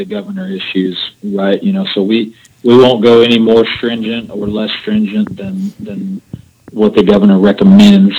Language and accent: English; Decatur, United States; right here in my hometown, Decatur